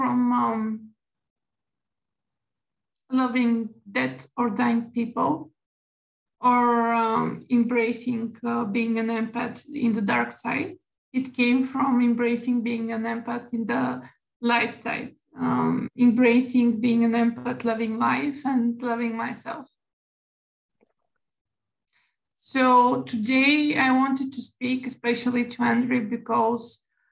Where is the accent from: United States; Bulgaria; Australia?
Bulgaria; I'm from Bulgaria